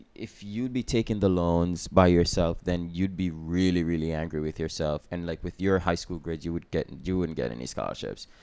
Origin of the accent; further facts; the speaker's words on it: Jamaica; I'm from Jamaica